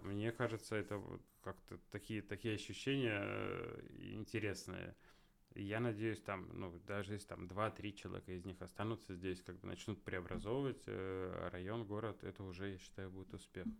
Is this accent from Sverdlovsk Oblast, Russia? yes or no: yes; Yekaterinburg, Sverdlovsk Oblast, Russia; там я родился вообще на Гагарина